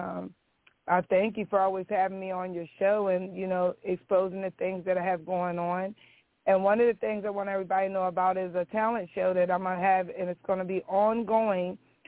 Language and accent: English; Milford, Delaware, United States; also born or lived in Dover, Delaware; now in Felton, United States; I was born and raised in Milford, Delaware, but when I was 18, I moved to Dover, Delaware